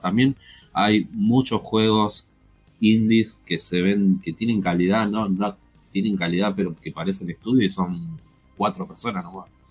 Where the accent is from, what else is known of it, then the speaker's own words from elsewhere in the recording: Argentina; acá en mi país